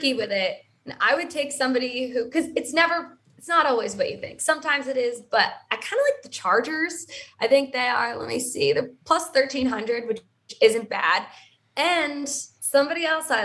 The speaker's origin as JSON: {"language": "English", "region": "Florida", "country": "United States", "said": "I'm obviously from Florida."}